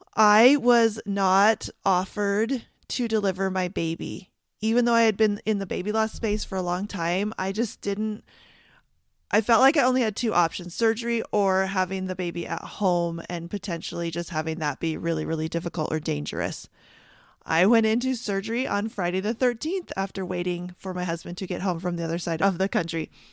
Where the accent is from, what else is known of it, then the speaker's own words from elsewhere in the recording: Canada; I'm Canadian